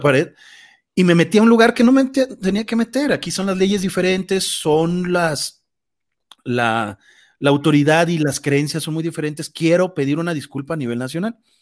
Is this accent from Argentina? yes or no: no; Mexico; nosotros como mexicanos